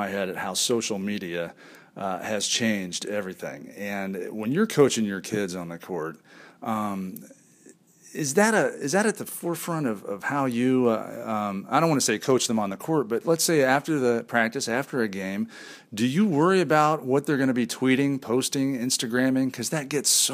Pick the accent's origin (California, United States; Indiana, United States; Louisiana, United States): Indiana, United States; Indianapolis; I'm a big Pacer fan growing up in Indianapolis